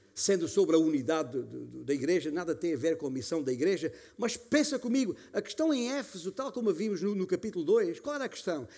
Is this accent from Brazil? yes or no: no; Alentejo, Portugal; como se diz na minha terra, no meu Alentejo